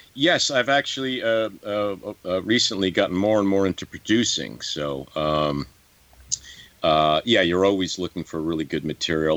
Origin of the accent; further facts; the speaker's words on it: New York, United States; I'm from New York